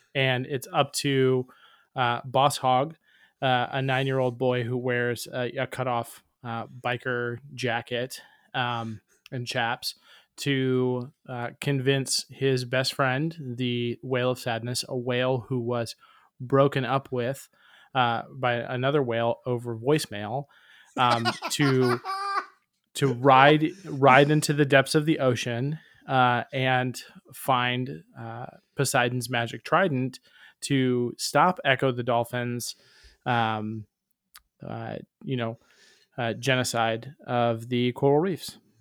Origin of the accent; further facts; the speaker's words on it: Tampa, Florida, United States; I'm from Tampa, Florida